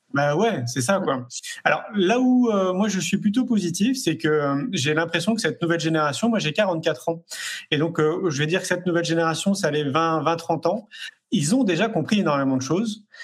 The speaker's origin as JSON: {"language": "French", "country": "France", "said": "en tant que Français"}